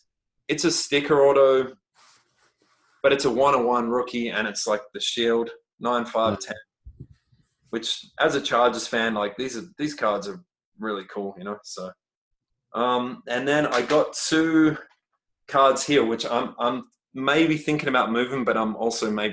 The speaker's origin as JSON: {"language": "English", "country": "Australia", "said": "I'm Australian"}